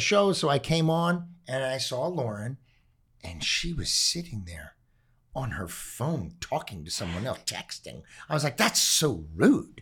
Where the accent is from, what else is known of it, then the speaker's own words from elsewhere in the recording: Los Angeles, California, United States; We grew up in the Palisades